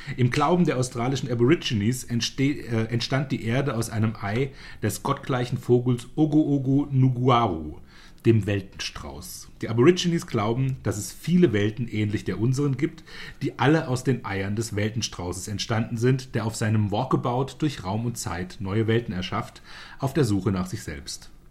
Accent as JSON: {"language": "German", "country": "Germany", "said": "bei uns in Deutschland"}